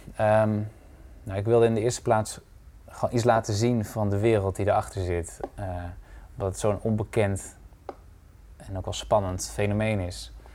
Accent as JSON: {"language": "Dutch", "region": "Drenthe", "country": "Netherlands", "said": "Uit Drenthe."}